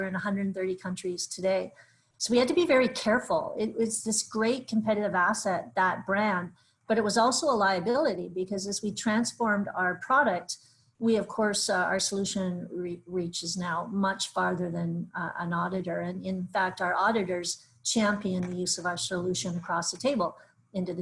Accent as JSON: {"language": "English", "country": "Canada", "said": "we're Canadian"}